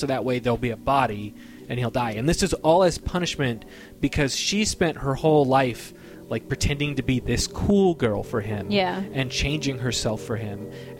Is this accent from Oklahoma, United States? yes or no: yes; Oklahoma, United States; I'm from Oklahoma.